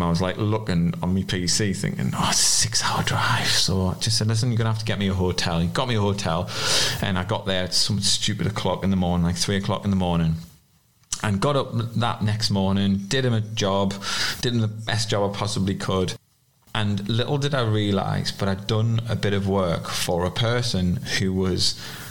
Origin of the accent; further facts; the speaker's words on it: South Shields, North East England, United Kingdom; accent: South Shields; moved away as an adult; also born or lived in Yarm, Teesside; My posh South Shields accent